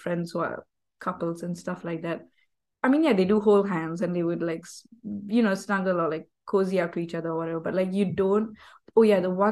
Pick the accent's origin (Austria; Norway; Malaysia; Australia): Malaysia; moved away as an adult; now in Edinburgh, United Kingdom; I'm from Malaysia